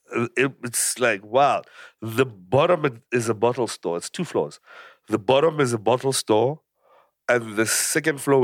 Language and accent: English; Pretoria, Gauteng, South Africa; also born or lived in Mamelodi; now in Cape Town, South Africa; My family is here. I grew up in Pretoria